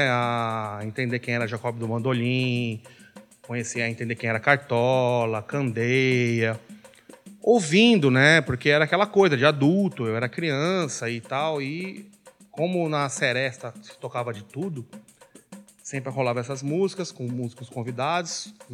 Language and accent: Portuguese; Belém, Pará, Brazil; now in São Paulo, Brazil; eu sou paraense, nasci em Belém do Pará, 1979, estou com 42 hoje.